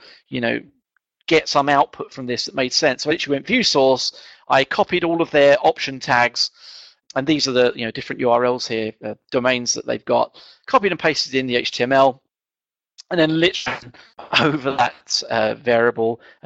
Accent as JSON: {"language": "English", "region": "England", "country": "United Kingdom", "said": "being English and kind of not quite middle class"}